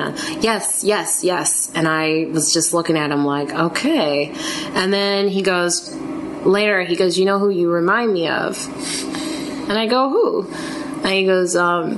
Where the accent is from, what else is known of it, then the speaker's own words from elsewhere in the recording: Chicago, Illinois, United States; I'm from Chicago, different areas of Chicago. He's from the south side, I'm from like the suburbs